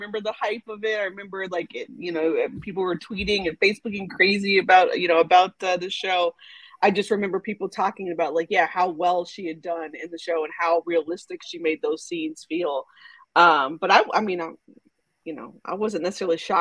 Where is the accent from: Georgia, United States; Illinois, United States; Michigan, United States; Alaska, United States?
Georgia, United States; also born or lived in Houston, Texas / Dallas, Texas; born in Houston, raised in Dallas. I l moved to Georgia when I was like a kid, like elementary school. I've been right outside the Metro Atlanta area since then